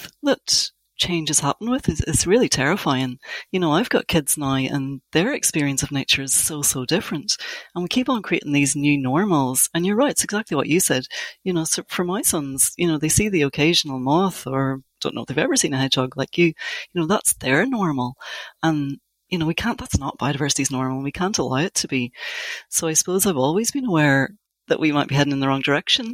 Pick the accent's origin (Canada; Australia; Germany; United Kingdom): United Kingdom; Northern Ireland; I grew up in Northern Ireland in the 80s.